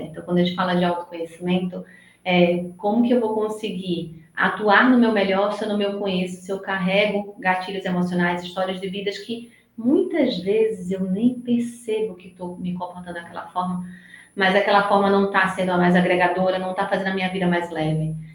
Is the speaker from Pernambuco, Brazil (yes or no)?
yes; Recife, Pernambuco, Brazil; accent: nordestino, meio misturado com São Paulo; now in São Paulo, Brazil; pelo meu sotaque, já dá para perceber que eu não sou de São Paulo, eu moro em São Paulo, eu sou nordestina, sou de Recife